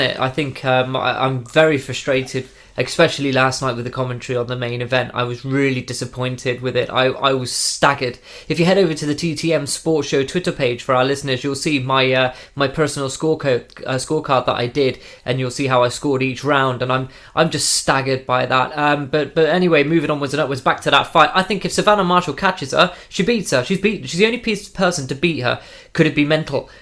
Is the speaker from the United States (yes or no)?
no; United Kingdom; as a British man